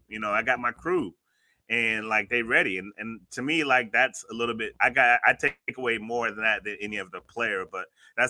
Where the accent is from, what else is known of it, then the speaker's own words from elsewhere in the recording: Tampa, Florida, United States; Nah, man, I'm from Tampa.